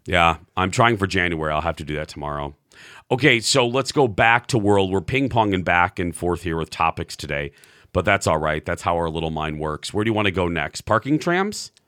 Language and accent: English; Minnesota, United States